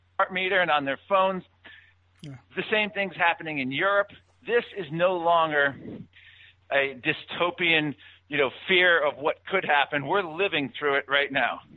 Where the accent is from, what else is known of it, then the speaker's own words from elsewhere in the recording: Virginia, United States; my home state of Virginia